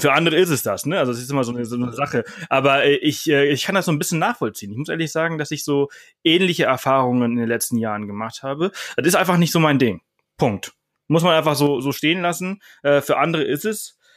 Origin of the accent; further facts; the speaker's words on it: Mallorca, Balearic Islands, Spain; moved away; ich komme aus Mallorca, äh, ich bin dort aufgewachsen